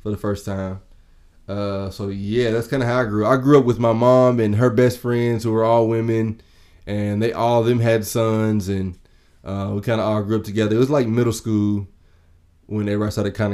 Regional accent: Danville, Kentucky, United States; I have to say Danville. Danville, Kentucky

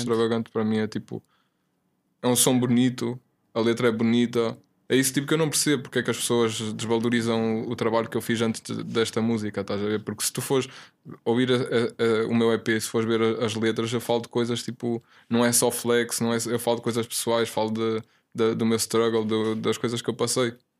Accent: the north of Portugal, Portugal; now in Lisbon, Portugal; eu era puto, estava lá no norte, lá na minha zona, puto no PC

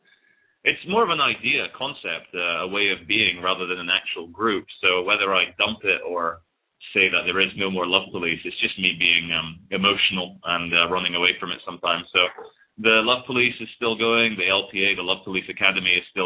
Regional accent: Scotland, United Kingdom; also born or lived in Brazil; now in England; I'm based in England at the moment, though I am Scottish, Brazilian

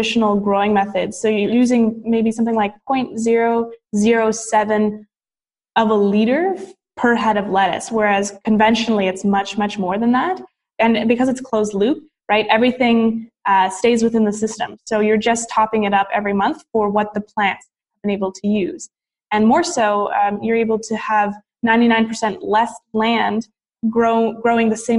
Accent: Ottawa, Ontario, Canada; I'm from the capital city of Canada. It's called Ottawa. And so I was born and raised here, and I went to university here

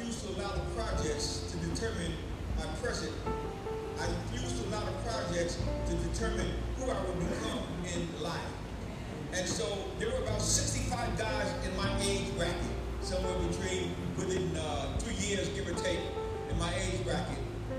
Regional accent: New York City, New York, United States; I came up from New York City

